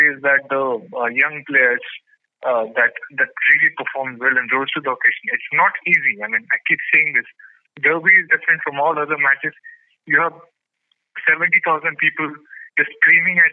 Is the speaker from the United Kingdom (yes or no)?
no; Purulia, West Bengal, India; I'm from Purulia